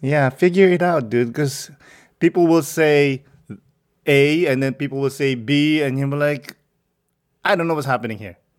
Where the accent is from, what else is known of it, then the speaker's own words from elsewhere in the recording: Philippines; I'm Filipino